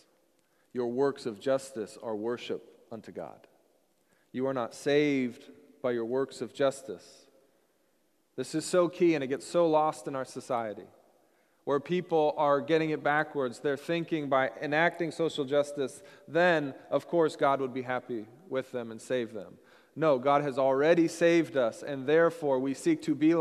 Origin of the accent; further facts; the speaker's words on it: Washington, United States; moved away; also born or lived in Colorado; I grew up in Washington, so I was an ocean and a lake guy